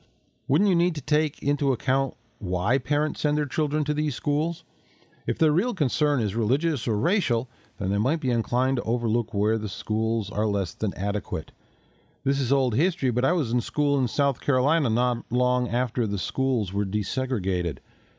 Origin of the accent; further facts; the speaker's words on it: Canada; now in Melbourne, Australia; Here in Australia, I'm a Canadian who lives in Melbourne, they have an interesting mix, public-private.